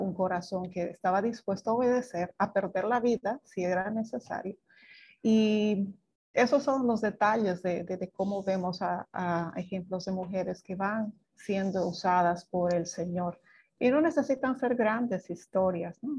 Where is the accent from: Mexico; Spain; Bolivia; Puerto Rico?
Bolivia; moved away as an adult; now in Dominican Republic; soy boliviana, pero hace 25 que vivo en Dominicana